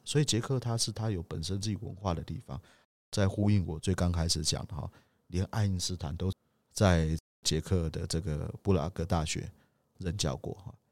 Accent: Taiwan; 我们台湾人

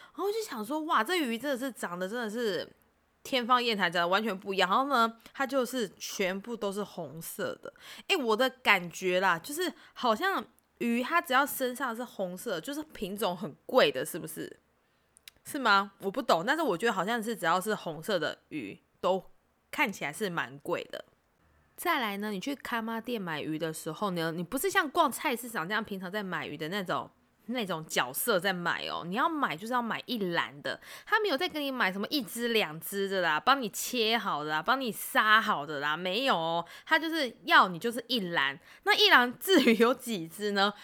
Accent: Keelung, Taiwan; 小时候是在基隆嘛

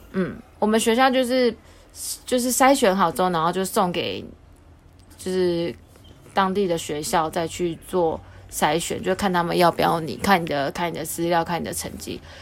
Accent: Taoyuan, Taiwan; 我桃园人

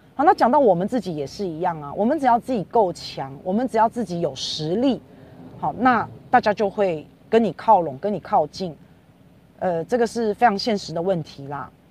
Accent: Taiwan; 我们台湾人也要加油啊

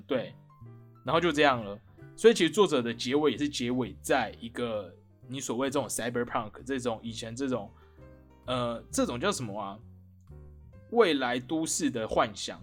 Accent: Taiwan; 我们台湾人是不是活得很安逸耶

